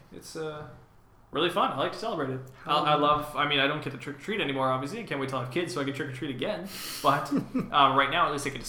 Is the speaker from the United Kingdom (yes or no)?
no; Canada; we are from Canada.